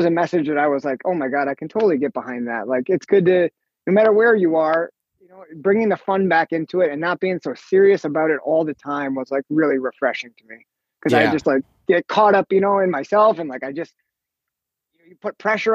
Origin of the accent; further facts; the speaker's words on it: Green Bay, Wisconsin, United States; I grew up in Green Bay, Wisconsin. Lived there for most of my life